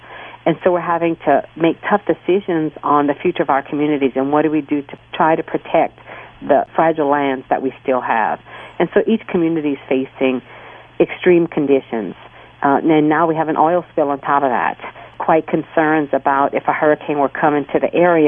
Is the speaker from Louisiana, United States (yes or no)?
yes; southeast Louisiana, United States; We live along the bayous of southeast Louisiana. If you were to look at a map, we are from St. Mary Parish to Plaquemines Parish, Jefferson, and St. Bernard.